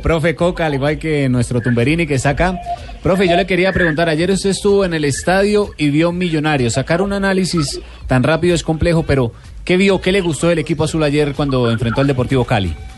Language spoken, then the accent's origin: Spanish; Argentina; Somos argentinos